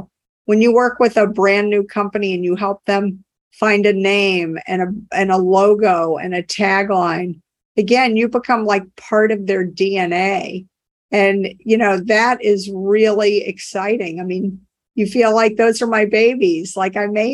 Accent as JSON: {"language": "English", "town": "New Orleans", "region": "Louisiana", "country": "United States", "tie": "born or raised there", "moved": "yes", "lives_now": "Cambridge, United States", "said": "I grew up in New Orleans and we worked with a company down there before Katrina"}